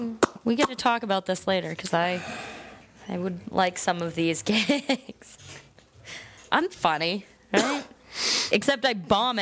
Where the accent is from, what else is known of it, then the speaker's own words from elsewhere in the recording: Wakefield, Massachusetts, United States; because I'm from Wakefield